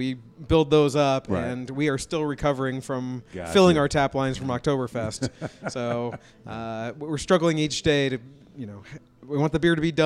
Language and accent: English; Lawrence, Kansas, United States; I grew up in Lawrence